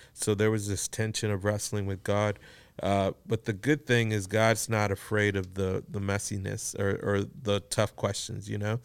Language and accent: English; Houston, Texas, United States; born, raised here in Houston, Texas.